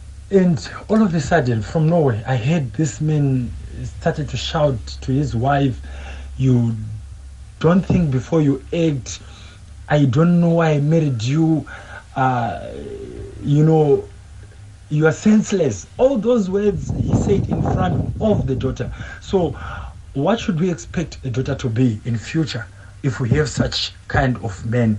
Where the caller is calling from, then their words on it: Durban, KwaZulu-Natal, South Africa; Hi, SFM and team. … here from Durban.